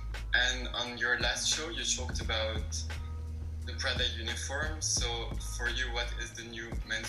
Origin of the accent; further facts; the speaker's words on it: Morocco; now in London, United Kingdom; from Morocco